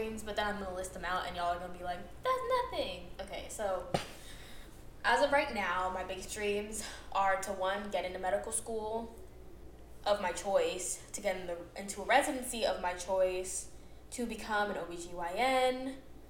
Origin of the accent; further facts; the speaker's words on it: Atlanta, Georgia, United States; I'm originally from Atlanta, and my parents live here